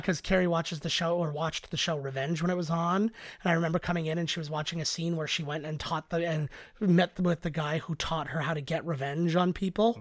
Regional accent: Canada; we're Canadian

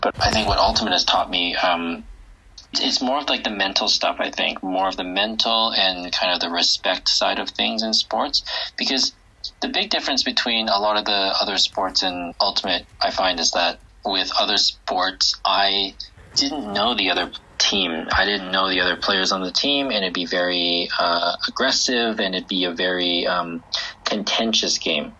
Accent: Vancouver, British Columbia, Canada; moved away as an adult; now in Beijing, China; I grew up in Vancouver in Canada

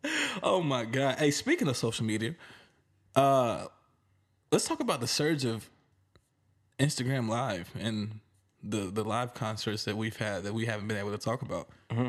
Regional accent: the South, United States; I'm from the South

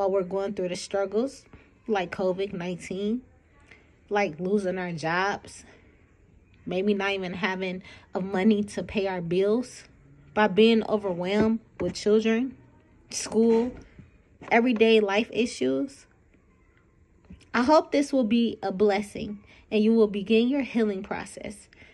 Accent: Detroit, Michigan, United States; I'm from Detroit, Michigan, born and raised

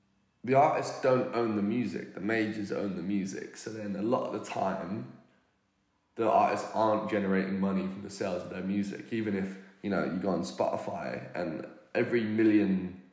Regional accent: United Kingdom; accent: British; I'm British

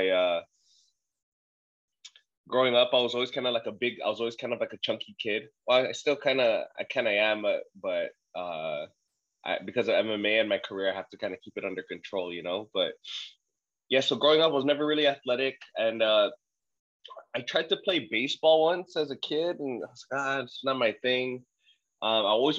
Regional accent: Saipan, Northern Mariana Islands; also born or lived in Guam; I'm actually born on Guam, raised in Saipan.

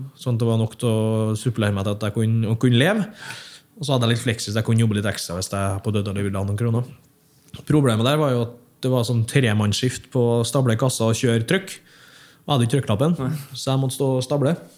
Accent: Hemne, Trøndelag, Norway; moved away; jeg kommer fra Hemne

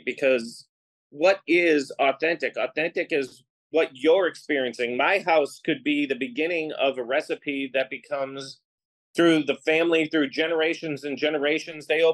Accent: Boston, Massachusetts, United States; moved away; also born or lived in Los Angeles; on the East Coast, where I grew up in Boston

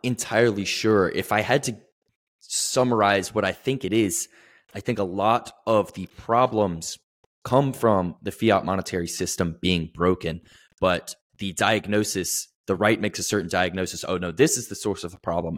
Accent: the South, United States; I'm from the South, like, fairly conservative, right-wing

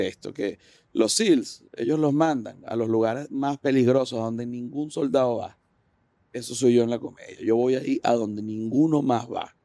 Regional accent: Venezuela; moved away; uno como venezolano

